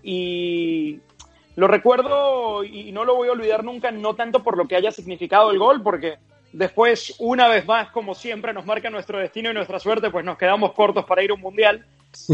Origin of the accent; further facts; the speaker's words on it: Puerto Ordaz, Bolívar, Venezuela; now in United States; yo soy de Puerto Ordaz, en Venezuela, en el suroriente del país